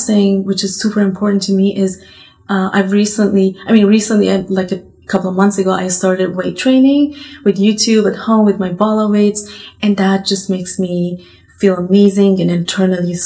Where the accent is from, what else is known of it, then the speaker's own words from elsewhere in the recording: Iran; moved away; They immigrated to Iran, and I was born in Iran